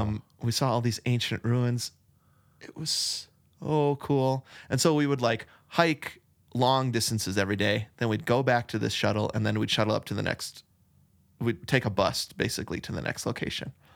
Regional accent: Arizona, United States; we're from Arizona

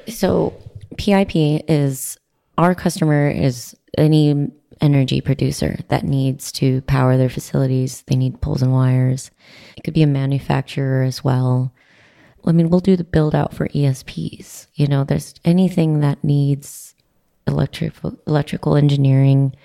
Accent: Midland, Texas, United States; Midland, Texas. Heaven in the South

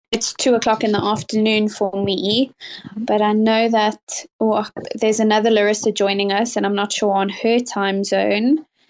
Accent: South Africa; now in United Kingdom; I was born and raised in South Africa and currently live in the UK

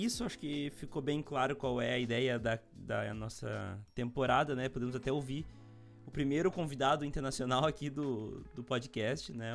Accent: Montenegro, Rio Grande do Sul, Brazil; eu sou de Montenegro, no Rio Grande do Sul também

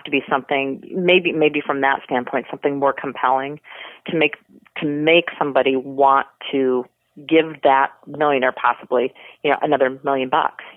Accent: Cedar Rapids, Iowa, United States; the Iowa connection for me with Sarah, you know, and wanting to root for someone from my hometown

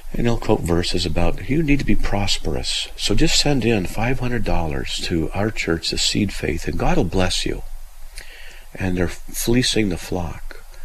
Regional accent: California, United States; I'm from Southern California, and there were certain areas you didn't go into because in one area it was, let's just say, the ghetto.

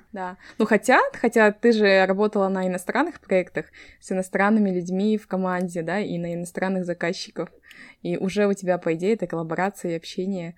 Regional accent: Kazakhstan; я из Казахстана

